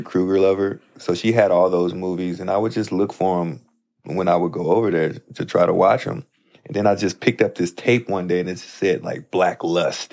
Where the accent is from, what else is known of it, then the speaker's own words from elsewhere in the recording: St. Louis, Missouri, United States; moved away as an adult; now in Los Angeles, United States; my hometown as well, Saint Louis